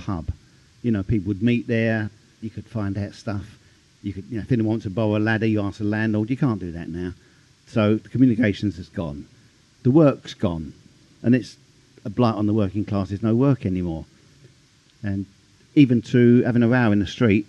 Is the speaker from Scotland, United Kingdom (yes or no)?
no; London, United Kingdom; I was born in Shoreditch. I still live in Shoreditch.